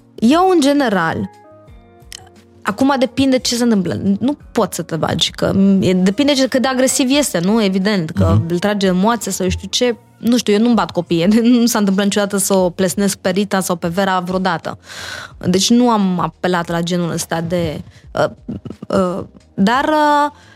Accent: Iași, Iași County, Romania; moved away; also born or lived in Bucharest; am copilărit eu la Iași

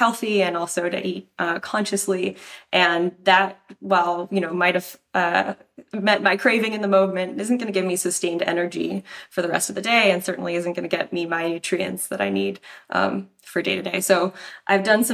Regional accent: Tucson, Arizona, United States; So I'm originally from Tucson, Arizona.

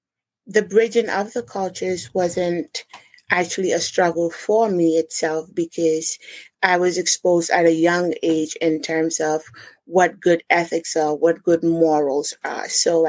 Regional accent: New Jersey, United States; born there; now in Rhode Island, United States; No, I wasn't born in Rhode Island. I was born in New Jersey.

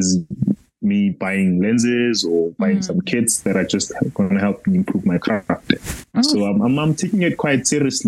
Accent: Johannesburg, Gauteng, South Africa; I was born in the vibrant township of Soweto. I've lived here all my life

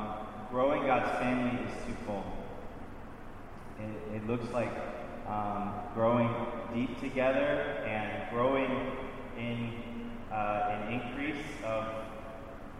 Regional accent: Louisiana, United States; moved away as an adult; now in Baltimore, United States; I'm from Louisiana. All my family is still down there. I've been in Baltimore 17 years now

